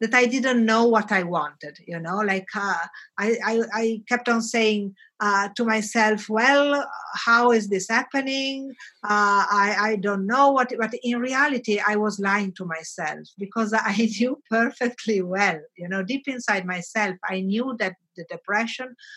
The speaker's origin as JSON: {"language": "English", "town": "Bologna", "region": "Emilia-Romagna", "country": "Italy", "tie": "born or raised there", "also_born_or_lived": "Milan / Africa", "moved": "as an adult", "said": "My hometown is Bologna"}